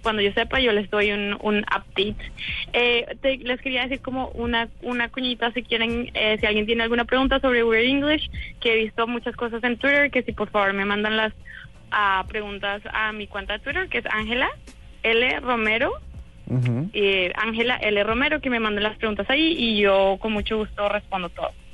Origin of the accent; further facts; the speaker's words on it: Colombia; now in San Francisco, United States; yo también soy colombiana, pero vivido hace mucho tiempo acá.